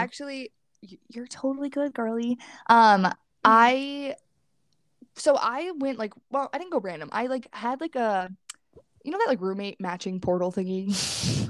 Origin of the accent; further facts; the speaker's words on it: New York, United States; moved away as an adult; I'm from New York